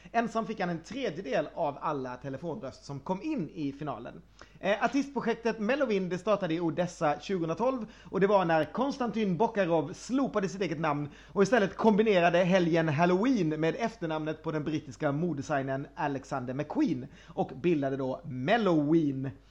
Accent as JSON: {"language": "Swedish", "country": "Sweden", "said": "jag är svensk"}